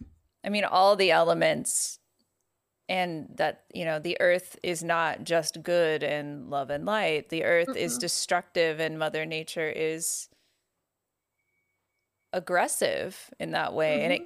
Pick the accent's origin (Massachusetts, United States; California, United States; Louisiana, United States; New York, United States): California, United States; I'm not mad scared because, like, I'm from California.